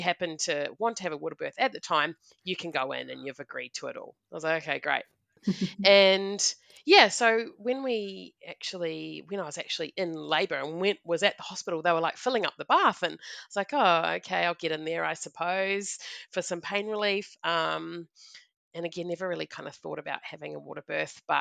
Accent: New Zealand; moved away; I'm a Kiwi

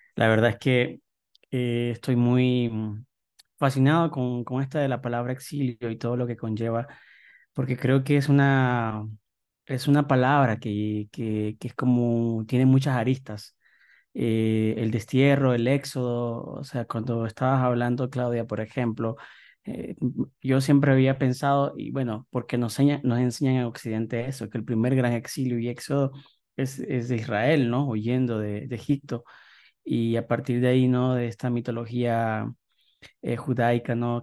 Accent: Nicaragua; moved away as an adult; now in Mexico; llevo cuatro años viviendo aquí en México, yo salí de Nicaragua

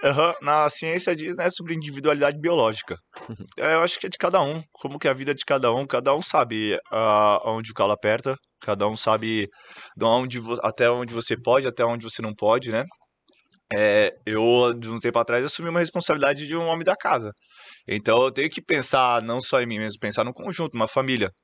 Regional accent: Santos, São Paulo, Brazil; also born or lived in Ribeirão Preto; sou natural de Santos

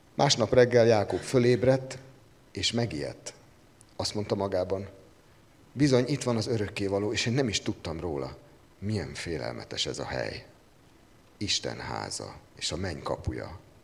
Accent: Kecskemét, Bács-Kiskun, Hungary; Ahogy én fölnőttem Kecskeméten

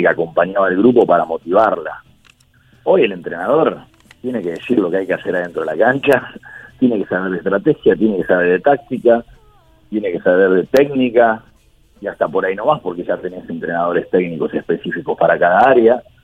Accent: Argentina

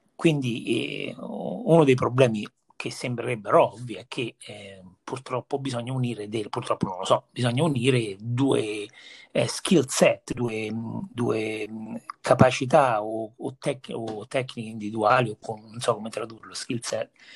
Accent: Viterbo, Lazio, Italy; moved away; io personalmente sono cresciuto a Viterbo

